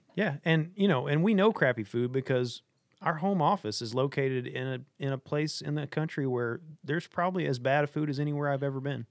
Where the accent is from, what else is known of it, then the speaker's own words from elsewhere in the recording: Arkansas, United States; moved away as an adult; I grew up in Arkansas, been here for the last seven years